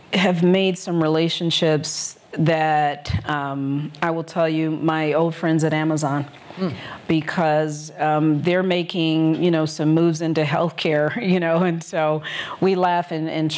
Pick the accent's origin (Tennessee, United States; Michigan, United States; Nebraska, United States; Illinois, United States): Michigan, United States; Detroit; moved away as an adult; also born or lived in Colorado; now in Chicago, United States; I'm from Detroit, Michigan